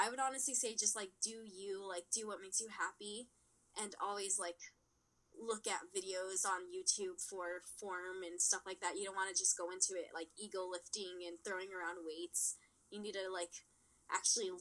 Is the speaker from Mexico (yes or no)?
yes; Mexico; in my hometown, I lived in Mexico, which is a tiny, tiny town